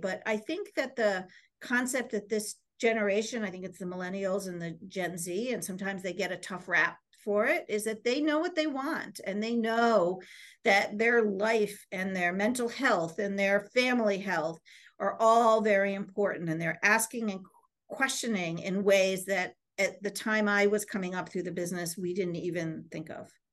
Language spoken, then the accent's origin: English; Easton, Connecticut, United States; I, um, was originally from, um, a c, small town in Connecticut called Easton, Connecticut, which is, um, part of the Bridgeport area.